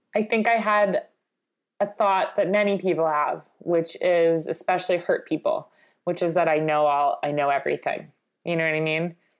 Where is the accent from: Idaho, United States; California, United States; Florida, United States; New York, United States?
New York, United States; Long Island; growing up in Long Island